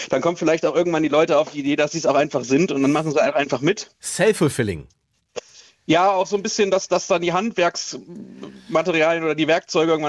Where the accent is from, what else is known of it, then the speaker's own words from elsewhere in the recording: Dresden, Saxony, Germany; wenn ich hier mal sage, ich komme aus Dresden